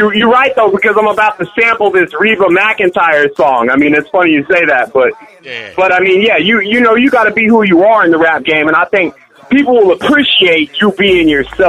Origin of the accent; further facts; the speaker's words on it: Lawton, Oklahoma, United States; I grew up in Lawton. It's a gangster town, whatever.